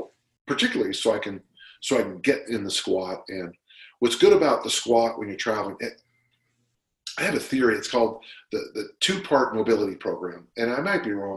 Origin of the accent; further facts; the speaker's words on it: South San Francisco, California, United States; I'm from South San Francisco.